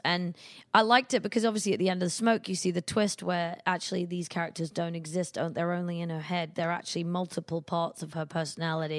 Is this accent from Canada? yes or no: no; United Kingdom; moved away as an adult; now in United States; being a British artist